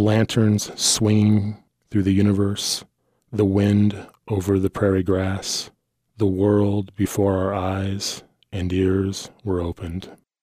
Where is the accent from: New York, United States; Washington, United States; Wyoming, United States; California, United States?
Wyoming, United States; this poor kid that grew up in the middle of Wyoming in various trailer parks